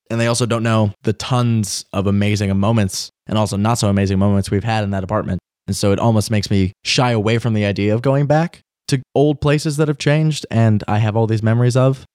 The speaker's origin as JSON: {"language": "English", "town": "Washington", "region": "District of Columbia", "country": "United States", "tie": "born or raised there", "said": "my hometown. I'm from D C"}